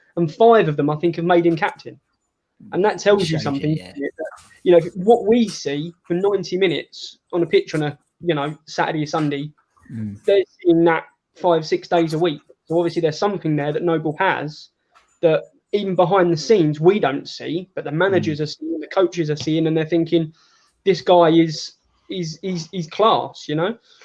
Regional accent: Newham, London, United Kingdom; born there; I was born in Newham General Hospital. So, you know, right in the East End there

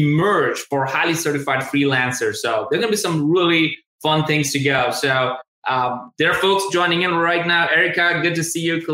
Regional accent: India; moved away as an adult; also born or lived in Tuscaloosa, Alabama; I'm originally from India

